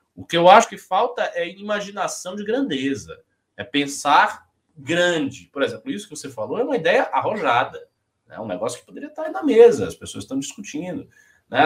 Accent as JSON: {"language": "Portuguese", "region": "Bahia", "country": "Brazil", "moved": "yes", "lives_now": "São Paulo, Brazil", "said": "eu nem paulista sou, eu sou baiano. Vim aqui, sou adotado pela cidade"}